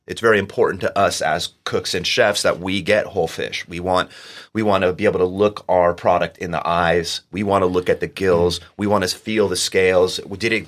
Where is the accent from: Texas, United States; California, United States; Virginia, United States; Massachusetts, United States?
California, United States; Oceanside; I grew up in Oceanside